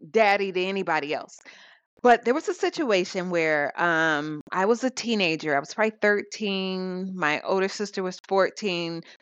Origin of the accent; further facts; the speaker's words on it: South Dakota, United States; growing up in South Dakota, my mother and my stepfather were in the armed services